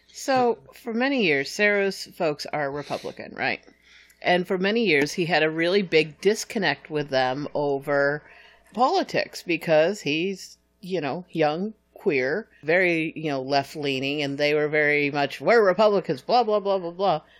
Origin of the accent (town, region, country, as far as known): New Hampshire, United States; now in Texas, United States